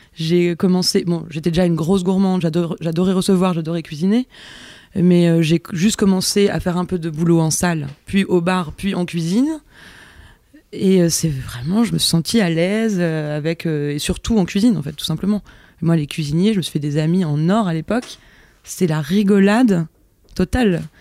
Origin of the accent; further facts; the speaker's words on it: Auvergne-Rhône-Alpes, France; moved away; also born or lived in Yvelines; Je suis née dans les Yvelines, ah. mais j'ai grandi en Auvergne